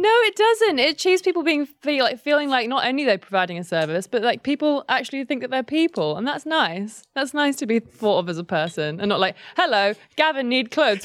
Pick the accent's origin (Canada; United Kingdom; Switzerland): United Kingdom; Kent, South East England; also born or lived in London; I grew up, grew up in Kent and then I went to school in London. So I sort of, I'm from both